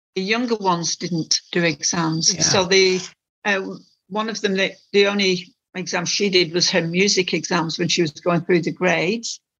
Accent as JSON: {"language": "English", "area": "Lancashire", "region": "North West England", "country": "United Kingdom", "tie": "born or raised there", "moved": "yes", "said": "in the northwest, um, in Lancashire"}